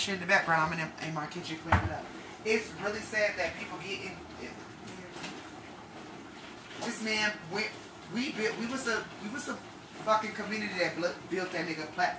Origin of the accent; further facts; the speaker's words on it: Texas, United States; also born or lived in Denver, Colorado / Florida; I was originally born in Denver, Colorado. I do not tell a lot of people that, but I was immediately shipped off, thank God, to the South, and that's where I was raised in Texas, also in Florida